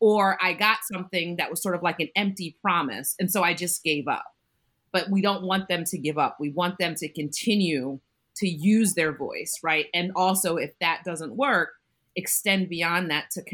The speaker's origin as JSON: {"language": "English", "area": "Bucks County", "region": "Pennsylvania", "country": "United States", "tie": "born or raised there", "said": "I grew up in Bucks County as well, not in Pennridge, but in Bucks County"}